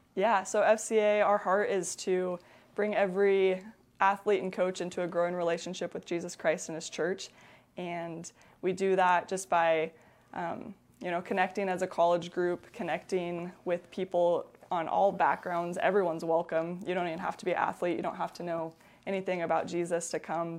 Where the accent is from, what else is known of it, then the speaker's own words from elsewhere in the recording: La Grande, Oregon, United States; born in La, born and raised in La Grande, um, stayed here for college